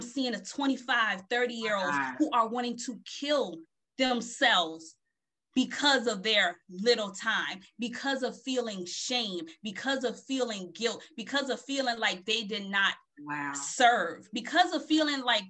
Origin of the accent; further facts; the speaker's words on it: Beaufort, South Carolina, United States; moved away as an adult; also born or lived in Philadelphia, Pennsylvania / Connecticut; I am from Beaufort, South Carolina.